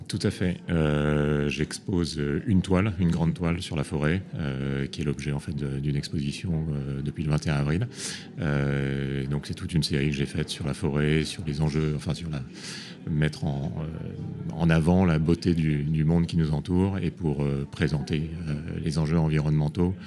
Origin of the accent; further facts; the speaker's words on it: Réunion; je suis né à La Réunion